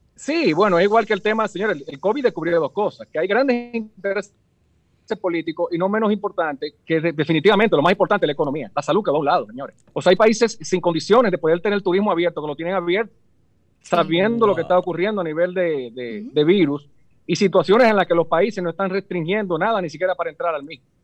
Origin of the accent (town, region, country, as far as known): Dominican Republic